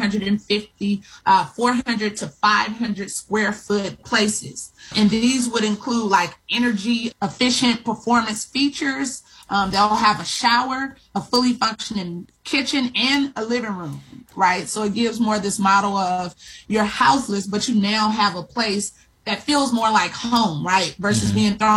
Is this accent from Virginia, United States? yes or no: no; Los Angeles, California, United States; also born or lived in Eufaula, Alabama; I currently live in Los Angeles, and I'm a native of South Los Angeles or South Central Los Angeles